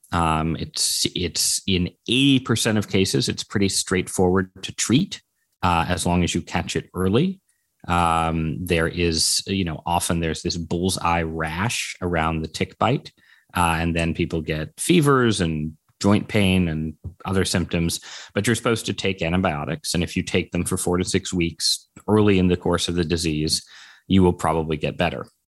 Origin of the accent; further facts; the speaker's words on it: Connecticut, United States; growing up in Connecticut